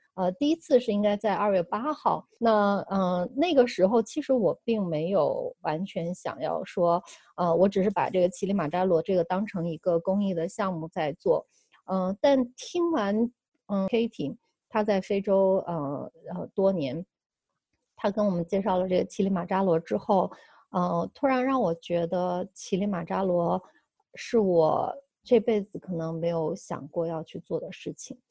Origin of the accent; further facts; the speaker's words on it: China; moved away; 其实二零一五年回国之前，我一直从事，呃，生态和可持续性发展设计